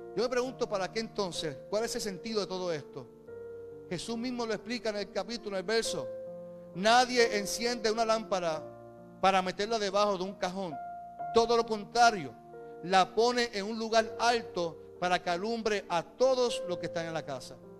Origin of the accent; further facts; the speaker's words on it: Carolina, Puerto Rico; also born or lived in Caguas; somos de Carolina y Carolina es un corillo